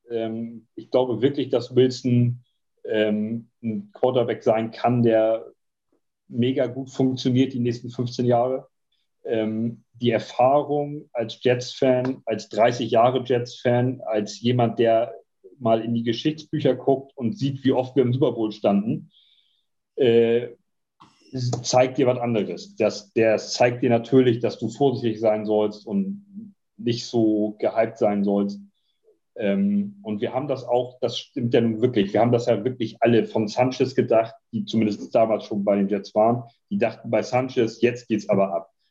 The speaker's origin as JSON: {"language": "German", "town": "Dortmund", "region": "North Rhine-Westphalia", "country": "Germany", "said": "ich habe schon mal gesagt, ich bin auch Dortmunder"}